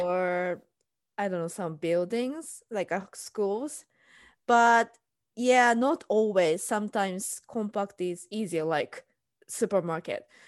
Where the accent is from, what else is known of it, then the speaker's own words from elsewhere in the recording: Tokyo, Japan; English is a second language; moved away as an adult; now in United States; I'm from Tokyo